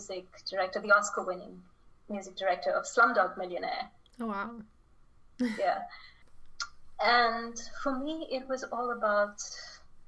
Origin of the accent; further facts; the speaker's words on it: Chennai, Tamil Nadu, India; moved away; back home in Chennai, India, my hometown.